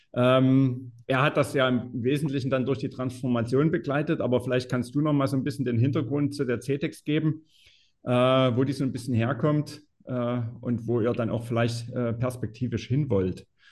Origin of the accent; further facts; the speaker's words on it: Chemnitz, Saxony, Germany; moved away; in meine alte Heimat